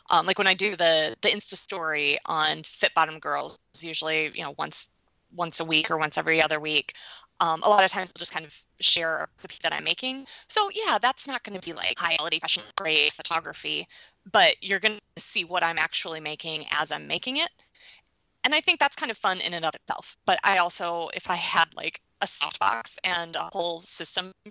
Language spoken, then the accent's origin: English; New York, United States; Oh, I'm a New Yorker.